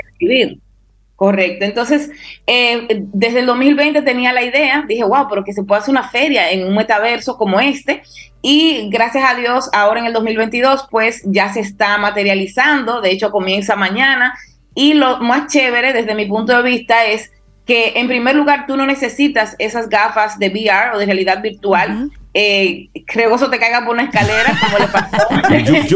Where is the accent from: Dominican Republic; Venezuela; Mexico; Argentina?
Dominican Republic